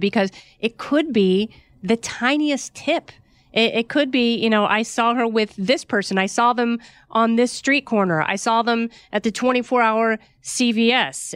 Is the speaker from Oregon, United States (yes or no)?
yes; Oregon, United States; I grew up in Oregon